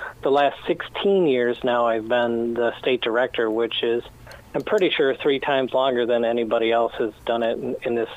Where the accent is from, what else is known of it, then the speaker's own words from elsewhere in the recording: Sterling Heights, Michigan, United States; where I grew up in Sterling Heights